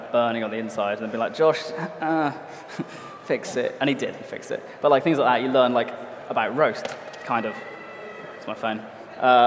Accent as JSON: {"language": "English", "area": "Cornwall", "region": "South West England", "country": "United Kingdom", "moved": "yes", "said": "I'm from Cornwall."}